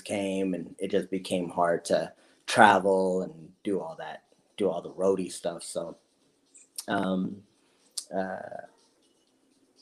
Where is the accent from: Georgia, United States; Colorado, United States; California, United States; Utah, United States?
California, United States; Los Angeles; I was born in Los Angeles, California, born to, you know, I'm the youngest of four kids